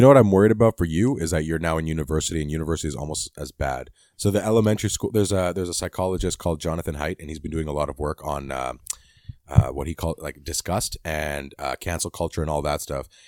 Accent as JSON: {"language": "English", "country": "Canada", "said": "I'm Canadian."}